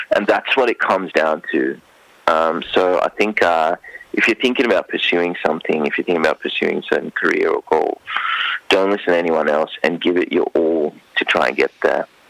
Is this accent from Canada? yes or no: no; Sri Lanka; now in Queensland, Australia; I grew up in Sri Lanka